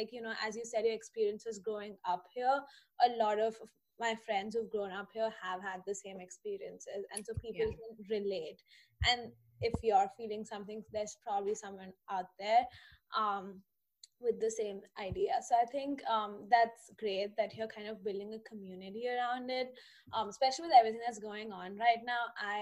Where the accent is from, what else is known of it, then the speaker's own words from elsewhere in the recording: India; moved away; I grew up in India and I'm Sindhi